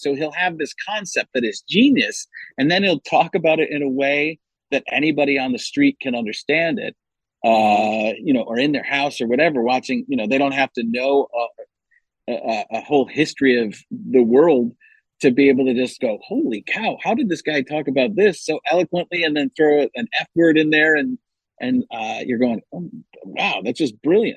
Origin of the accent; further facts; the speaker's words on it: Wisconsin, United States; moved away; also born or lived in California; growing up in Wisconsin that I had to get used